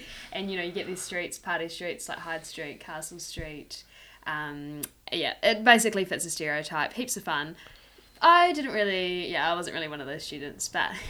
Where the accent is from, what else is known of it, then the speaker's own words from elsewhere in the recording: Pukekohe, Auckland, New Zealand; moved away as an adult; also born or lived in Dunedin; I grew up in Pukekohe, and then I obviously did all my schooling and things up there